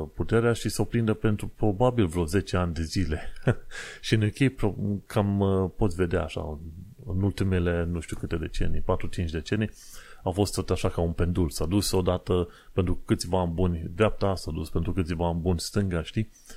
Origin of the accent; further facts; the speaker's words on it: Romania; now in London, United Kingdom; noi venim din România